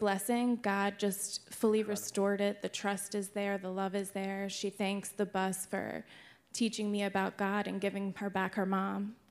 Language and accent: English; Jackson, New Jersey, United States; I grew up in Jackson, New Jersey.